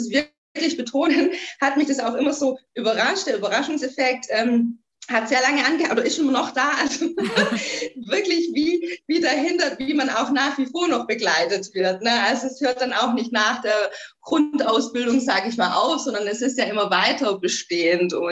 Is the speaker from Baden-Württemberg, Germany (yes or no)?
yes; Göppingen, Baden-Württemberg, Germany; ich war ein paar Jahre weg von Göppingen. Göppingen ist meine Heimat, ähm, bin wieder zurück in die Heimat